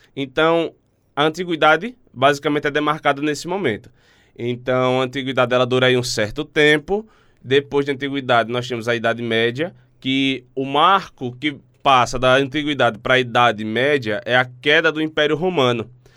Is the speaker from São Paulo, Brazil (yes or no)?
no; Alagoas, Brazil; Eu sou alagoano, estou aqui de passagem